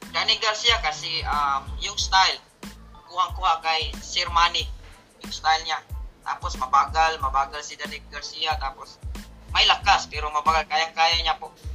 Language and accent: Tagalog; Philippines; now in Singapore; as a Filipino